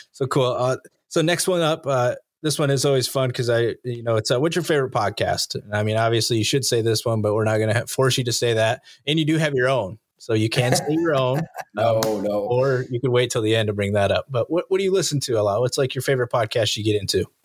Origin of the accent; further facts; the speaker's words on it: Fillmore, New York, United States; moved away as an adult; I grew up in Fillmore.